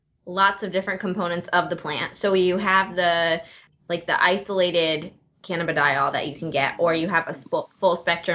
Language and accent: English; Connecticut, United States; now in North Carolina, United States; I'm from Connecticut